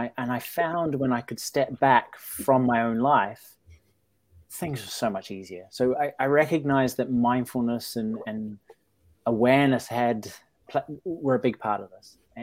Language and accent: English; New Zealand; born or raised there